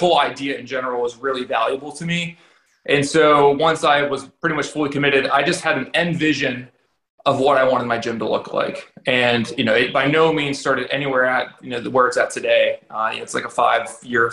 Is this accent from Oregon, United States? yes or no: no; Ohio, United States; moved away; I'm originally from Ohio.